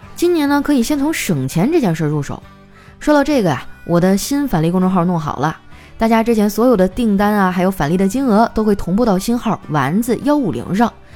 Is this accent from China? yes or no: yes; northern China, China; 我作为一个北方人，我的饭量真的就挺大的